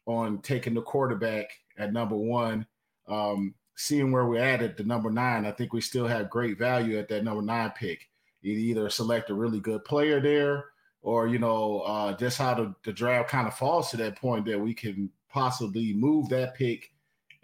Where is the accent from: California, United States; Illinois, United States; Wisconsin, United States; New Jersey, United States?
Illinois, United States; Chicago; grew up in Chicago